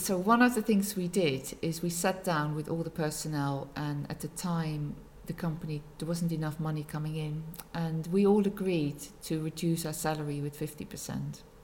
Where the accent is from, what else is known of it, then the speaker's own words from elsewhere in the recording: Netherlands; moved away as an adult; now in Macclesfield, United Kingdom; I was born in the Netherlands. I've been in Macclesfield 17 years now